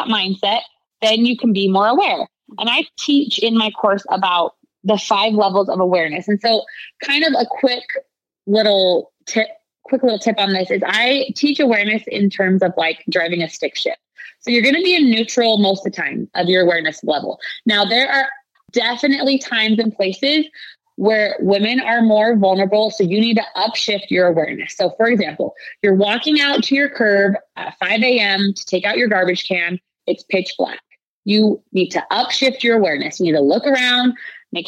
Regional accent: Utah, United States; I'm from Utah

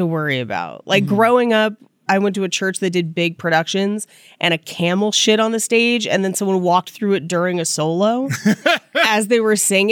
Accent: Bay Area, California, United States; I grew up in the Bay Area and went to a church called Three Crosses

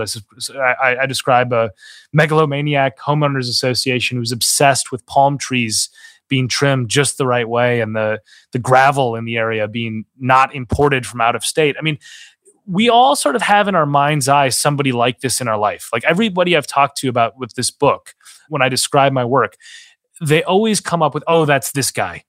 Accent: Minnesota, United States; moved away; I worked on a political campaign in my home state of Minnesota

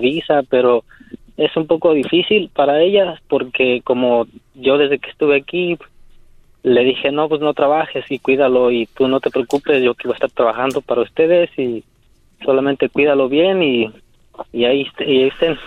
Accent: Querétaro, Mexico; now in San Francisco, United States; yo soy de, de México, del estado de Querétaro

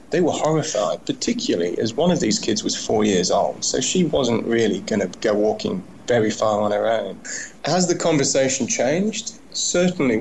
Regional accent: United Kingdom; now in Australia; I'm speaking about this as a British person

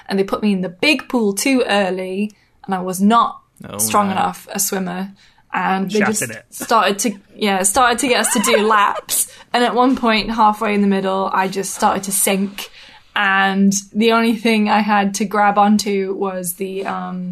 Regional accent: Newcastle upon Tyne, North East England, United Kingdom; accent: Geordie; also born or lived in Washington, Tyne and Wear; I grew up in Newcastle upon Tyne.

